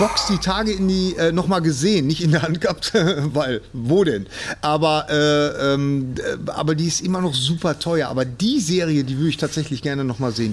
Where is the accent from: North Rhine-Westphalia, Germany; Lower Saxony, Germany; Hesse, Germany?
North Rhine-Westphalia, Germany; Bochum; ich komme aus Bochum.